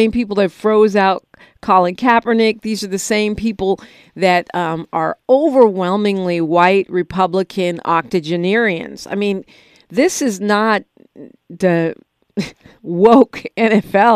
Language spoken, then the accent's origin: English; San Francisco, California, United States; I grew up in San Francisco